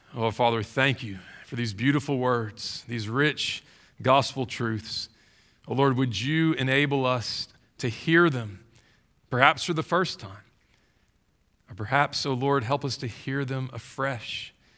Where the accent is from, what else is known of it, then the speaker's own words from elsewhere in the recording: Baton Rouge, Louisiana, United States; I grew up in Baton Rouge